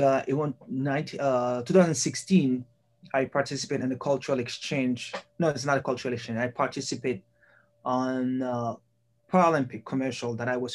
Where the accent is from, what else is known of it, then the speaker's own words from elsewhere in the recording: Haiti; moved away as an adult; also born or lived in Michigan, United States / Pennsylvania, United States; now in Missouri, United States; I was born in Haiti and I grew up there. Middle school and high school there, and I came here in the U.S. in a cultural exchange program.